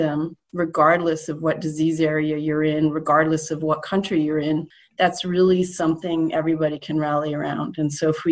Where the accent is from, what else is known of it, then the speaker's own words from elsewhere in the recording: Canada; a Canadian citizen